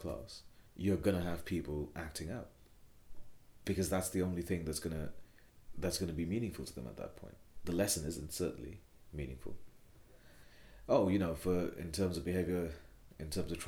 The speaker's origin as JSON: {"language": "English", "town": "Kolkata", "region": "West Bengal", "country": "India", "tie": "born or raised there", "also_born_or_lived": "United Kingdom", "moved": "as an adult", "lives_now": "London, United Kingdom", "said": "growing up in Kolkata, of doing my education in Kolkata"}